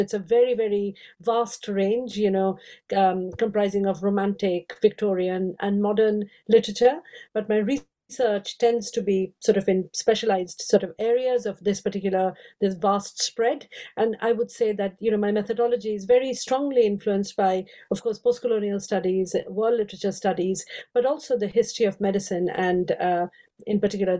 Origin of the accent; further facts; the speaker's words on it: India; moved away as an adult; also born or lived in Oxford, United Kingdom; I grew up in India, I have 5 Indian languages